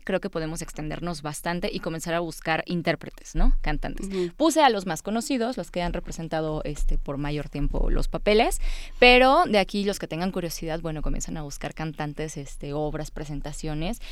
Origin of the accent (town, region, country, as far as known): Puebla, Mexico; born or raised there; also born or lived in Veracruz